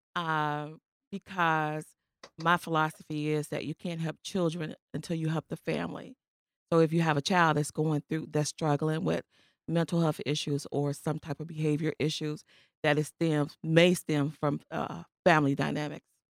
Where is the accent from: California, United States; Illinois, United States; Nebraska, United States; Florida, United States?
Illinois, United States; Chicago; I grew up in the Austin community. Not far from here